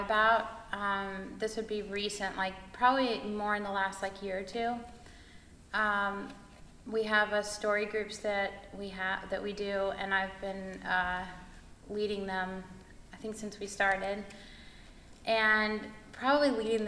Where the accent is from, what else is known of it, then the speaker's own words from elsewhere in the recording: Mexico City, Mexico; moved away; also born or lived in Chattanooga; I grew up in Mexico City, lived there for 12 years